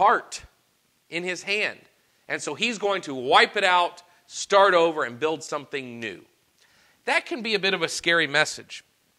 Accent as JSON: {"language": "English", "region": "Arkansas", "country": "United States", "tie": "born or raised there", "said": "Growing up in Arkansas"}